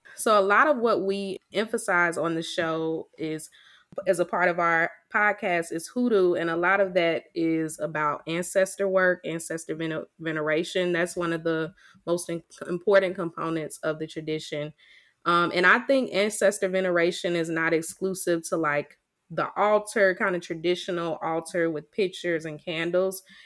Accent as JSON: {"language": "English", "region": "Mississippi", "country": "United States", "accent": "Mississippi", "said": "I still haven't figured out how to take the Mississippi out of my voice"}